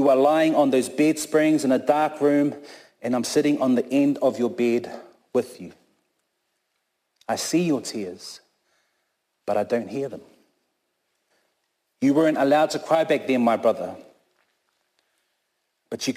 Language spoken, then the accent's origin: English; Christchurch, Canterbury, New Zealand; also born or lived in Auckland, New Zealand; I was born in Tamaki Makaurau up in Auckland, but raised down here in Christchurch, Ōtautahi, since I've been here since I was three.